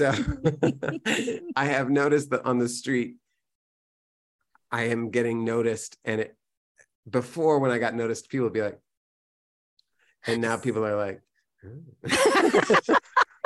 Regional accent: San Antonio, Texas, United States; now in New York, United States; I grew up in San Antonio

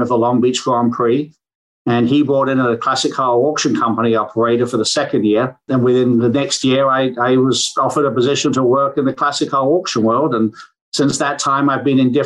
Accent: England, United Kingdom; now in Michigan, United States; I grew up in England

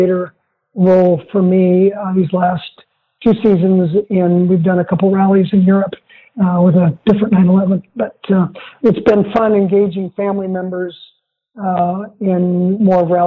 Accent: Central Oregon, United States; growing up in Central Oregon

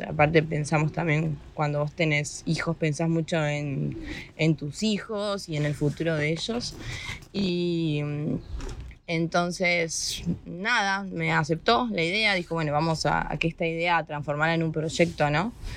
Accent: Argentina; moved away as an adult; now in Spain; nos vamos de Argentina. Así que, nada, estoy acá.

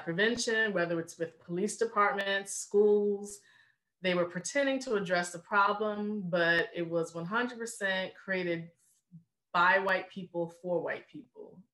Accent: Richmond, Virginia, United States; moved away as an adult; also born or lived in North Carolina; now in Baltimore, United States; I'm born and raised in Richmond, Virginia

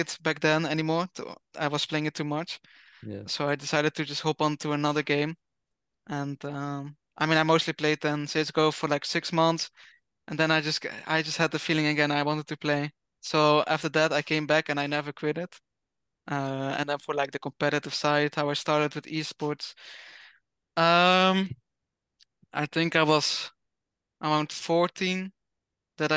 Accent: Netherlands; I'm from the Netherlands

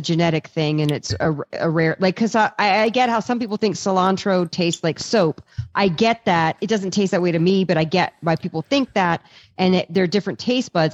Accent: East Coast, United States; I'm from the East Coast

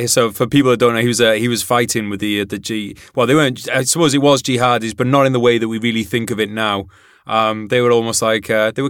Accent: United Kingdom; as a former British soldier and as a British citizen

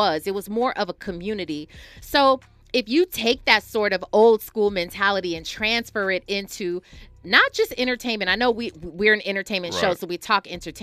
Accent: California, United States; born or raised there; also born or lived in Milwaukee, Wisconsin

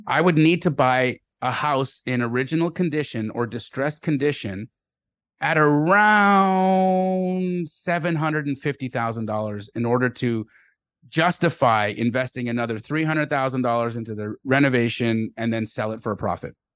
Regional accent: Calgary, Alberta, Canada; also born or lived in Los Angeles; I was born in Los Angeles, but I grew up in Calgary, Alberta, Canada

